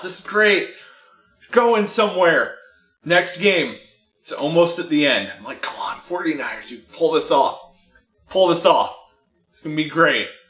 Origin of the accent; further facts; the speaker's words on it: San Francisco, California, United States; I was born in San Francisco